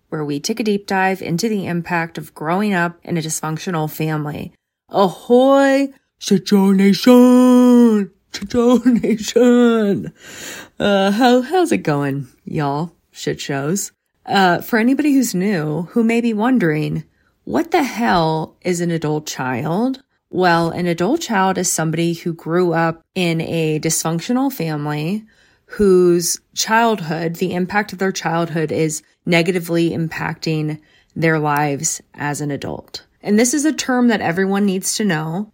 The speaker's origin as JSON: {"language": "English", "town": "Bryn Mawr", "region": "Pennsylvania", "country": "United States", "tie": "born or raised there", "said": "I grew up in Bremar. I literally, Bremar College was essentially my backyard."}